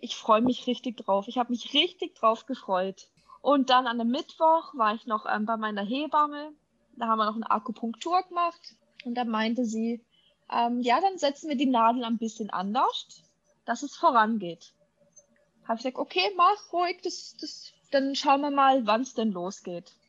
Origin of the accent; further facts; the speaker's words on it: Germany; bei uns in Deutschland